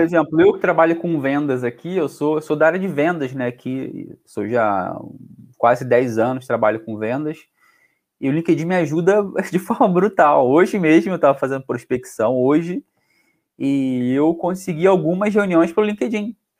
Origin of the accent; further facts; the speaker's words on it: Rio de Janeiro, Brazil; accent: carioca; now in Portugal; eu que sou do Rio